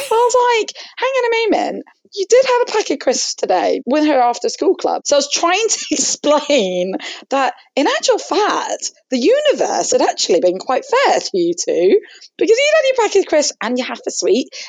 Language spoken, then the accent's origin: English; Hong Kong; both my parents are Egyptian. Were um, I grew up in Hong Kong, so I'm sort of that first generation immigrant family.